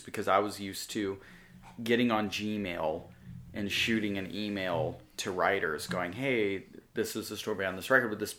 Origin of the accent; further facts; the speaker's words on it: Amarillo, Texas, United States; oh, I'm 21, I'm from Amarillo, Texas, and I'm a musician